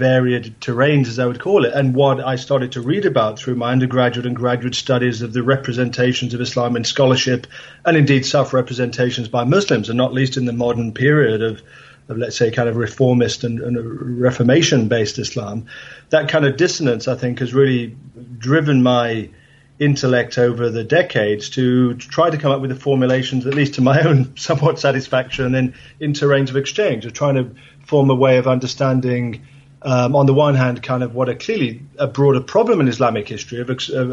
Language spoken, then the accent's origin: English; England, United Kingdom; where I grew up in England